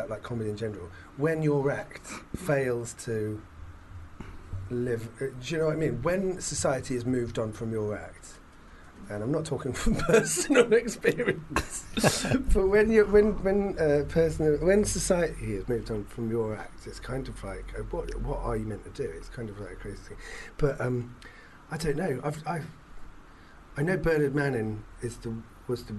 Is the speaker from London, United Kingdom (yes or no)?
yes; London, United Kingdom; I was brought up in London